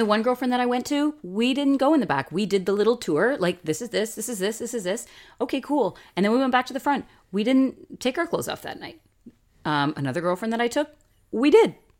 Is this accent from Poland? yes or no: no; Canada; we're Canadian.